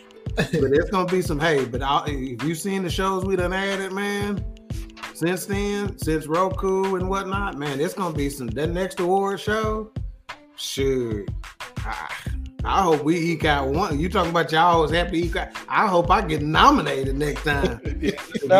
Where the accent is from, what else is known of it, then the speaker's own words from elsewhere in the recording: Garland, Texas, United States; born and raised in Dallas County, man, my whole life